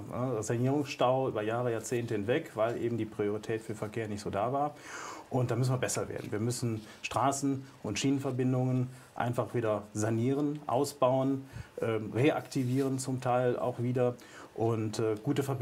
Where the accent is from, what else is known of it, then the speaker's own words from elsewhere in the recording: North Rhine-Westphalia, Germany; Als Münsterländer gerne das Fahrrad.